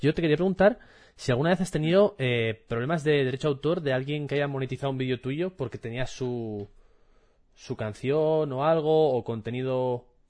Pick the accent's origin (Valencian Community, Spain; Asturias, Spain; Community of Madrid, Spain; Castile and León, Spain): Asturias, Spain; moved away as an adult; also born or lived in Seville; me mudé de Asturias, mejor dicho, hace seis años y me fui a estudiar a Sevilla. Y allí en, en Sevilla descubrí que había muchas expresiones de mi día a día que solo se utilizaban en Asturias